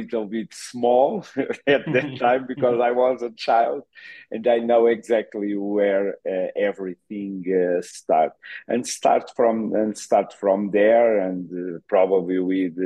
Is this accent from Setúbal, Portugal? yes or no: no; Queluz, Lisbon, Portugal; English is a second language; moved away as an adult; now in Ecuador; I'm from Queluz. It's a city close to Sintra in Lisbon.